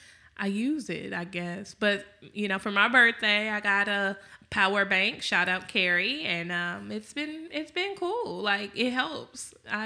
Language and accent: English; Texas, United States